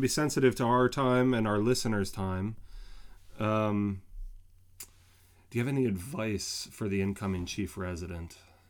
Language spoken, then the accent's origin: English; New Jersey, United States; I was born in North Jersey, where you are from, Dr. Whispleway